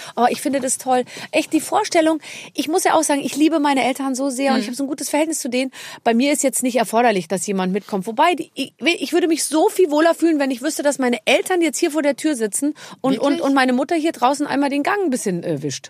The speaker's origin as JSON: {"language": "German", "town": "Munich", "region": "Bavaria", "country": "Germany", "said": "als Münchnerin"}